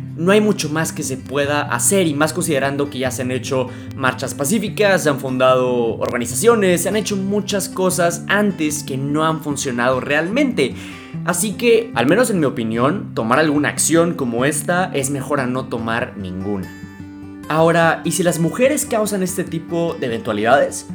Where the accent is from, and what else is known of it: Mexico